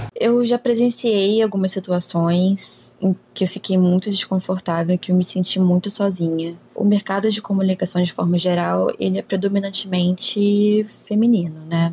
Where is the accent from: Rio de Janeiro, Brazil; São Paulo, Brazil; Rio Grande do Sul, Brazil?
Rio de Janeiro, Brazil; Sou nascida e criada no Rio de Janeiro